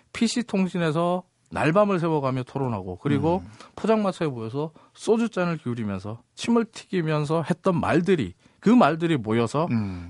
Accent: South Korea; 대한민국에서 왔다고 말하면요

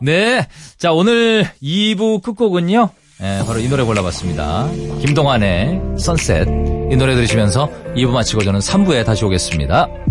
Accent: Jeongseon, Gangwon, South Korea; 강원도의 아들입니다 제가 아, 정선 출신이에요

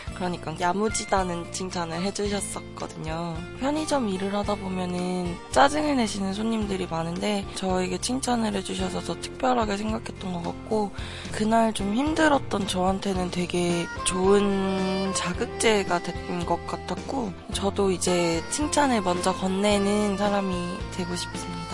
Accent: Busan, South Korea; 저는 부산에서 온

